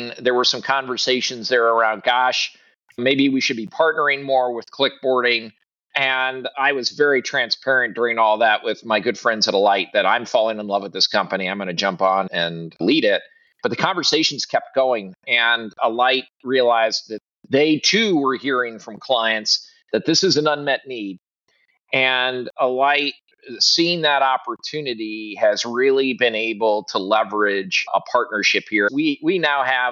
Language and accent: English; Midwest, United States; also born or lived in Southeast US; now in Southeast, United States; I'm a Midwesterner originally. Somehow I made it to the Southeast, where weather is slightly better.